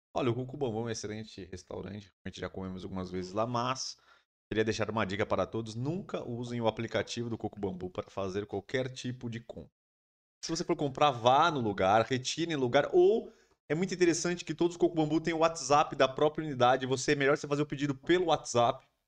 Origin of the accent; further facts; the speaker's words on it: São Paulo, Brazil; A gente mora em São Paulo aqui, a gente é de São Paulo